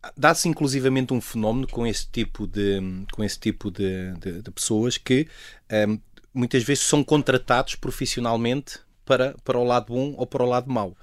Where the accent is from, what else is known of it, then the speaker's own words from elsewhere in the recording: Portugal; como cidadão, como português